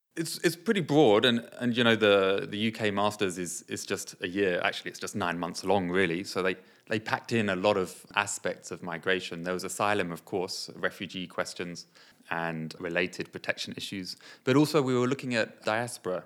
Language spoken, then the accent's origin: English; United Kingdom; also born or lived in Nepal; I was born and I came here when I was four